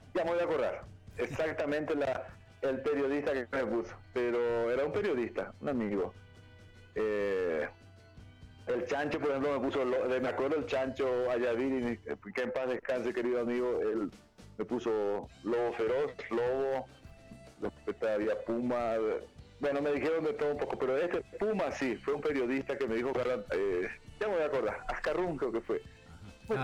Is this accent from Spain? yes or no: no; Paraguay; moved away as an adult; now in Bolivia; Ya vivo más años aquí en Bolivia, Marco, que eh, en, mi, lugar de origen, en mi tierra de origen, Paraguay